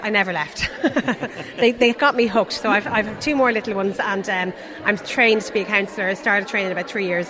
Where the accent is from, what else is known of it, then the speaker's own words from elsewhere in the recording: Drogheda, Leinster, Ireland; I'm from Drogheda, but I moved back here when my first daughter was 6 months old, and that's about 7 years ago.